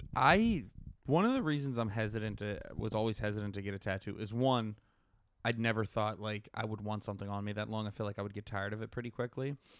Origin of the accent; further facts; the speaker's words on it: Pittsburgh, Pennsylvania, United States; I'm from Pittsburgh